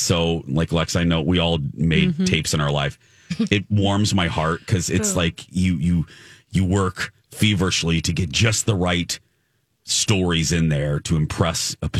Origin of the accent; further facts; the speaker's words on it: Northwest Indiana, United States; I grew up in Northwest Indiana. So we got Chicagoland television.